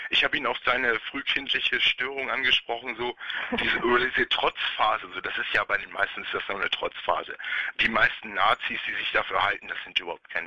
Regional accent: West Germany, Germany; now in Stendal, Germany; Nein, oh nein, oh nein, oh nein. Ich komme aus dem Westen.

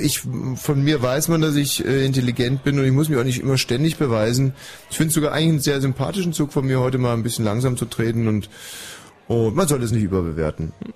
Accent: West Germany, Germany; ich komme aus dem Westen

